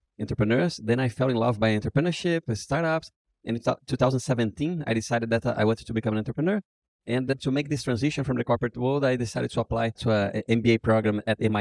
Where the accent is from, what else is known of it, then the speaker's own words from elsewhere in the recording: Brazil; I was born and raised in Brazil